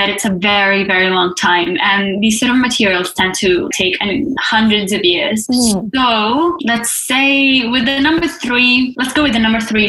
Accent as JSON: {"language": "English", "country": "Italy", "moved": "as an adult", "lives_now": "Australia", "said": "and I come from Italy, so I came to 5 years ago"}